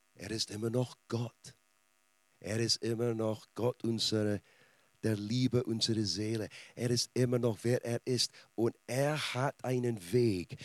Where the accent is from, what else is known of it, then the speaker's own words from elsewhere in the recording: Scotland, United Kingdom; German is a second language; now in Germany; Als Schotte